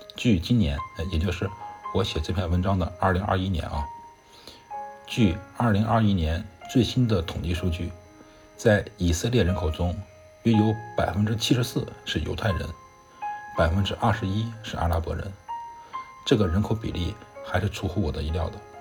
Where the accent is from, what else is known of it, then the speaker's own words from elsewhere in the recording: China; 我是中国的大乘佛教徒